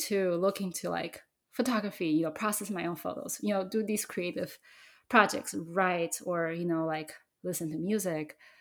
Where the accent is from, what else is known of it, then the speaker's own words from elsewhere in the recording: Taiwan; I grew up in Taiwan